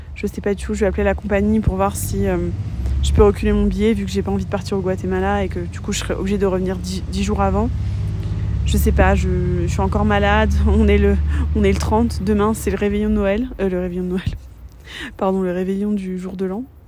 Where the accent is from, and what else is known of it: France